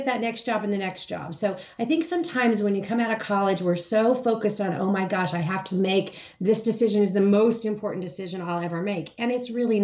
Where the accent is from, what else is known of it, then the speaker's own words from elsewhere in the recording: Hutchinson, Kansas, United States; moved away; my hometown of Hutchinson, Kansas